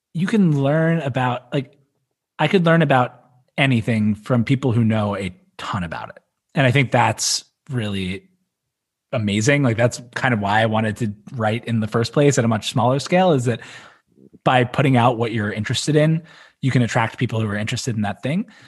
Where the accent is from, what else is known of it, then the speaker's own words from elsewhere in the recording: Philadelphia, Pennsylvania, United States; moved away; I'm from Philly originally, so like sports talk radio is a big part of the culture there